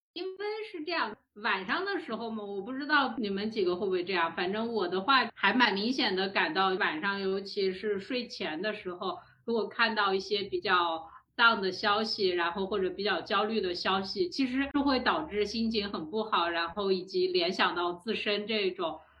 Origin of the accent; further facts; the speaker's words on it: China; 我们中国人